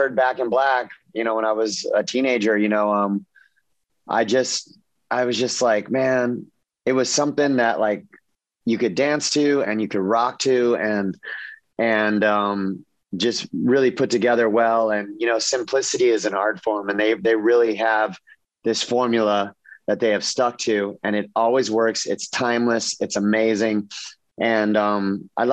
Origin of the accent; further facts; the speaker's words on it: Southern California, United States; I grew up in Southern California